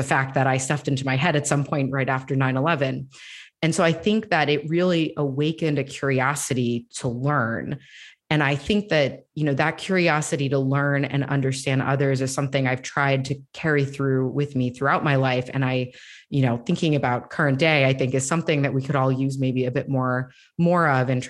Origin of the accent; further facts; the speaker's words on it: Florida, United States; because our community that I grew up in Northeast Florida did not have many, if any, Muslim families.